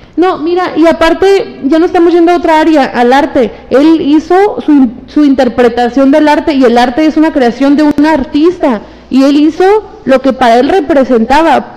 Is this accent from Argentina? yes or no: no; Mexico; me siento feliz de haber nacido en mi país